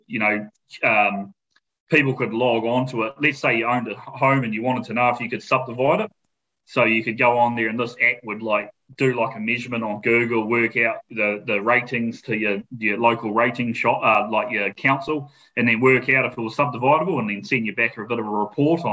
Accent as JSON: {"language": "English", "town": "Matamata", "region": "Waikato", "country": "New Zealand", "tie": "born or raised there", "moved": "as an adult", "lives_now": "South Island, New Zealand", "said": "I grew up in a town called Manamata, which is it's a rural town, but it's known for its horse racing"}